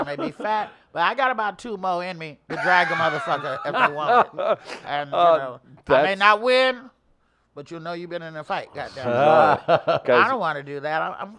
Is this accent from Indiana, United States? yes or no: no; Oakland, California, United States; also born or lived in Arkansas; So that we're all from Oakland.